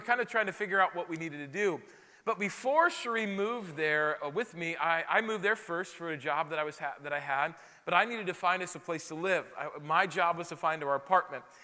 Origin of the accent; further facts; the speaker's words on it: Rapid City, South Dakota, United States; moved away as an adult; also born or lived in Chicago; I'm from Rapid City, South Dakota, which is known for Mount Rushmore, and that's about it